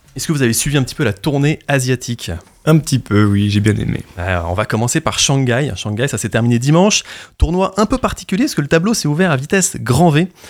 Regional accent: Normandy, France; on est normand et fier de l'être

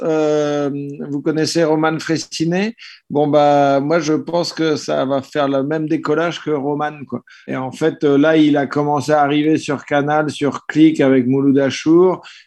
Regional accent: Caen, Normandy, France; now in Paris, France; je suis de Caen, euh, je suis originaire de Caen, donc euh, ça fait un bout de temps que je suis sur Paris

